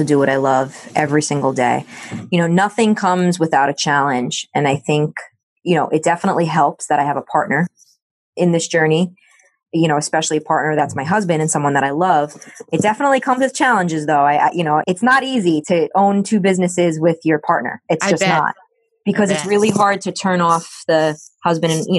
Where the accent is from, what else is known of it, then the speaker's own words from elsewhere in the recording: New York City, New York, United States; I grew up in the Bronx